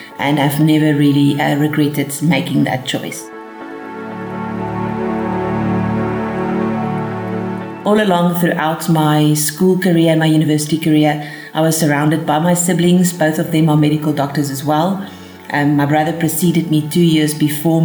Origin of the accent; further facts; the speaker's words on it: Bloemfontein, Free State, South Africa; also born or lived in United States; So I was born in Bloemfontein, and apart from a short period where we lived in the United States, where my father participated in some studies, we lived in Bloemfontein all our life